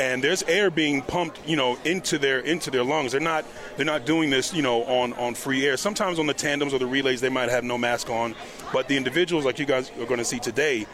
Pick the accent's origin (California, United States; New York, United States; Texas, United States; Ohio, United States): New York, United States; I played in New York. I'm originally from New York